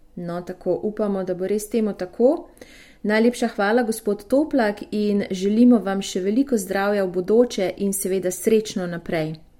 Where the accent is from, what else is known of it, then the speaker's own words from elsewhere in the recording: Slovenia; smo Slovenci